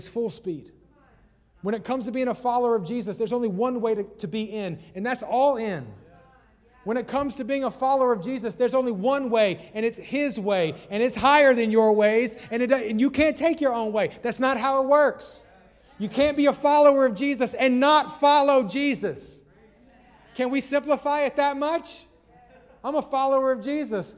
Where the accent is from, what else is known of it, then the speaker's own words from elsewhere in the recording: the South, United States; I'm from the South